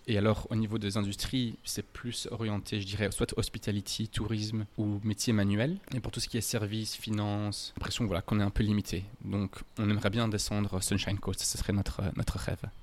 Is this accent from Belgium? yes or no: yes; Louvain-la-Neuve, Wallonia, Belgium; moved away as an adult; now in Cairns, Australia; je viens de Louvain-la-Neuve une ville universitaire à 20 minutes au sud de Bruxelles.